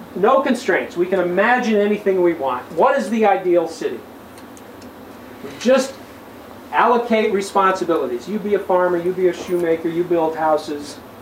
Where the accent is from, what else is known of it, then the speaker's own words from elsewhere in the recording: St. Cloud, Minnesota, United States; my hometown of scenic St. Cloud, Minnesota